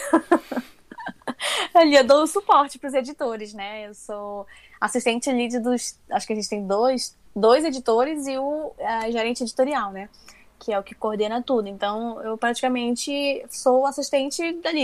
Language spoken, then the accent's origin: Portuguese; Amazonas, Brazil; now in São Paulo, Brazil; como eu sou uma mulher do norte, né? Eu sou amazonense e eu estou aqui no meio da produção de quadrinhos que fica em São Paulo